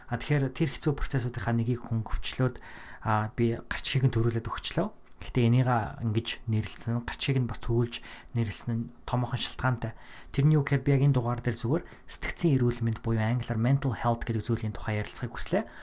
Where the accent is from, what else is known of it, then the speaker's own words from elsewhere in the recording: Mongolia; also born or lived in Minnesota, United States; now in United States; Монголдоо одоо буцаж очих зорилготой